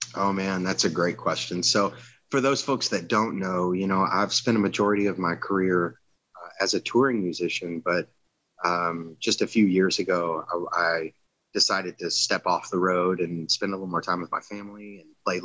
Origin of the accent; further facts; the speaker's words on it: Southern Louisiana, United States; moved away; I'm from Southern Louisiana originally